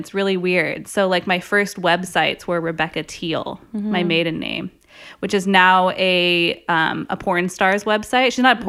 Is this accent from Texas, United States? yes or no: no; San Diego, California, United States; also born or lived in Santa Barbara / New York; growing up in San Diego, I knew that I didn't want to go to LA.